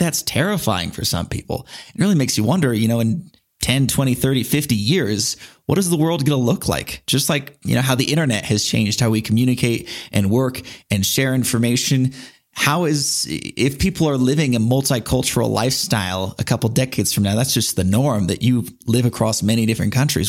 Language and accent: English; San Diego, California, United States; I'm from San Diego, which is a very comfortable place. Yeah. But in that way, it's sort of a prison. I spent the first 18 years of my life there